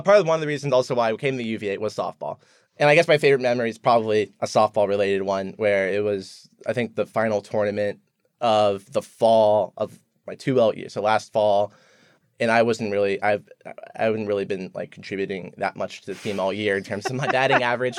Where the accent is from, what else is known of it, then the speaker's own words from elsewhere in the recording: Columbia, Maryland, United States; moved away as an adult; also born or lived in Baltimore / San Francisco; now in Charlottesville, United States; I grew up in Columbia, Maryland